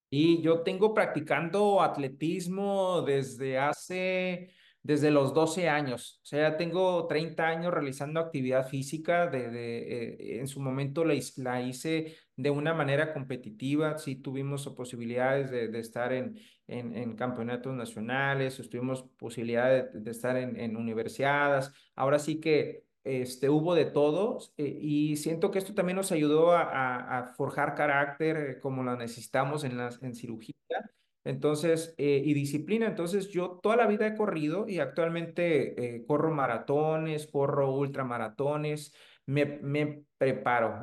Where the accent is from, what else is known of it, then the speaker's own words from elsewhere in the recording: Tijuana, Baja California, Mexico; also born or lived in Hermosillo / Chihuahua / Torreón; De aquí de la ciudad de Tijuana, yo soy originario, ahora sí que siento tijuanense